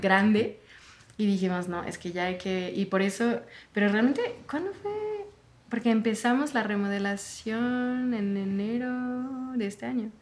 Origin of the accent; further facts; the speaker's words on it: France; moved away; yo soy de Francia